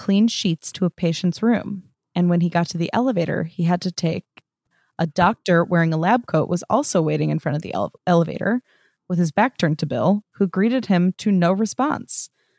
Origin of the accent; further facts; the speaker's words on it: Brazil; English is a second language; because being born and raised in Brazil, I've never had any contact with the books.